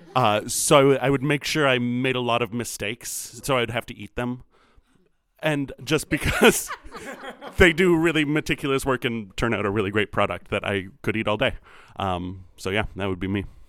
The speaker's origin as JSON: {"language": "English", "town": "Minneapolis", "region": "Minnesota", "country": "United States", "tie": "born or raised there", "moved": "yes", "lives_now": "Chicago, United States", "said": "I grew up in Minneapolis"}